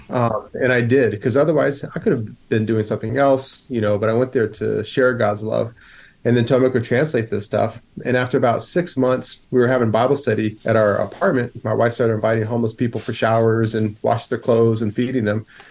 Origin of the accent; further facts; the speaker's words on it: United States; moved away as an adult; now in Poland; as an American are you in Poland?